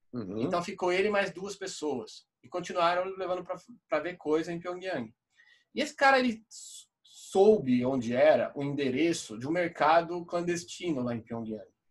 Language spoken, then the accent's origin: Portuguese; Brazil; a gente é brasileiro